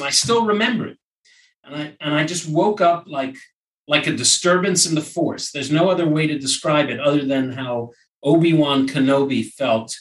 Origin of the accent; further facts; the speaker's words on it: New York, United States; moved away as an adult; also born or lived in Brooklyn; now in Los Angeles, United States; I'm from New York originally, and I moved to LA in 2000